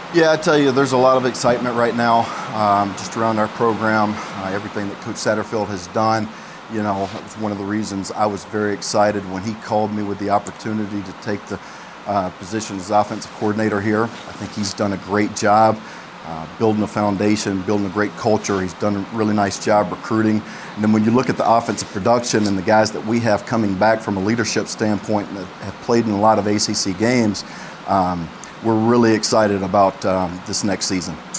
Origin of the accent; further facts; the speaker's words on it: Montgomery, Alabama, United States; I'm from Alabama, Montgomery guy